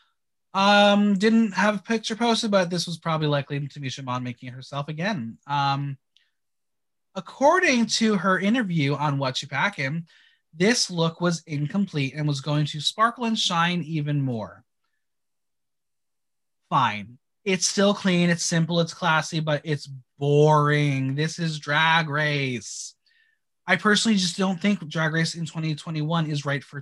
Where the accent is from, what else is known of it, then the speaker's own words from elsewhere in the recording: Bergen County, New Jersey, United States; Bergen County kid